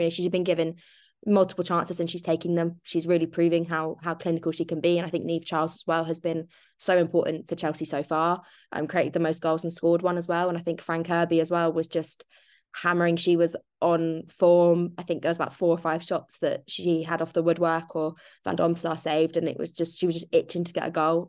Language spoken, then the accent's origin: English; Ireland; I'm Irish